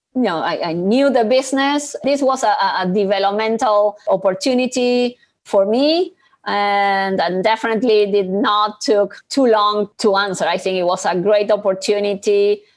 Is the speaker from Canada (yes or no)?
no; Argentina; I am originally from Argentina